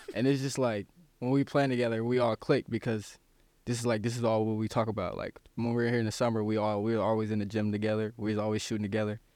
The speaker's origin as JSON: {"language": "English", "town": "South Bend", "region": "Indiana", "country": "United States", "tie": "born or raised there", "said": "in my hometown"}